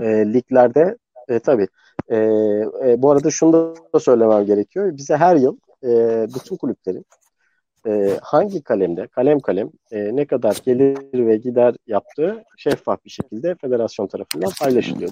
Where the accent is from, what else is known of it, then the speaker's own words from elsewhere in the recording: Istanbul, Turkey; also born or lived in New York, United States; İstanbul'da büyüdüm